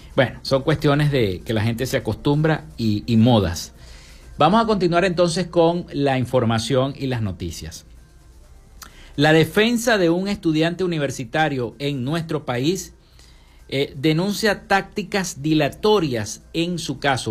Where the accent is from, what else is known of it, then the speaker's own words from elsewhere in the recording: Venezuela; Todos como venezolanos